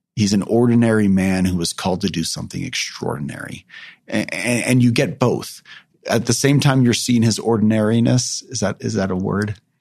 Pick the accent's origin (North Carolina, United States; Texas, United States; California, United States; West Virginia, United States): California, United States; I grew up in California.